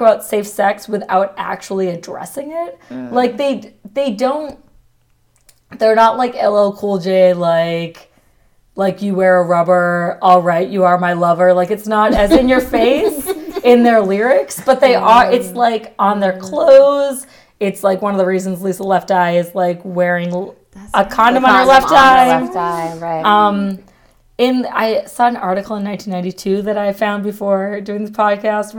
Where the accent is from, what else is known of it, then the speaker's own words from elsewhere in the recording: Massachusetts, United States; moved away; also born or lived in North Carolina; I'm from Catholic Massachusetts